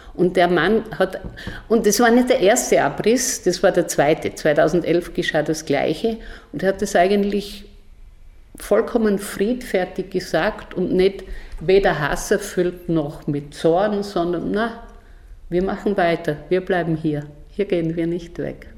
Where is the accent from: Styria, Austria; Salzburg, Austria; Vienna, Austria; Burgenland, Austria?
Styria, Austria; southern; moved away; also born or lived in Brazil / Mexico; Ich bin aus der Südsteiermark, ein Bauernkind aus sehr einfachen Verhältnissen